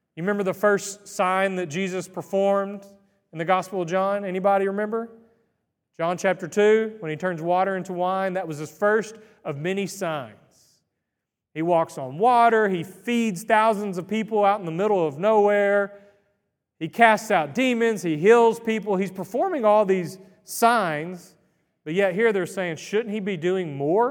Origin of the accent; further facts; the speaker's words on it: Greenville, Texas, United States; I was born and raised in Greenville, Texas